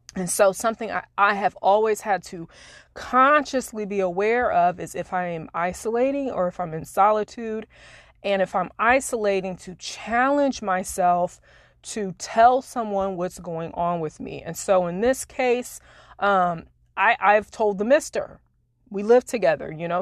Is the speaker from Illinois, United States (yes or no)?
yes; Springfield, Illinois, United States; moved away as an adult; now in Florida, United States; I used to have retreats back in my hometown in Springfield, Illinois, where I used to live